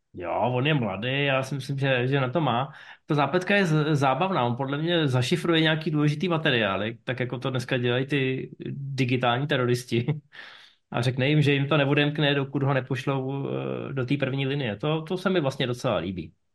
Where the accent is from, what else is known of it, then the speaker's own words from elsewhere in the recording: Ústí nad Labem, Ústí nad Labem Region, Czechia; já jsem z Ústí nad Labem. A já si pamatuju, když jsem vyrůstal, byl jsem malý, tak byly inverze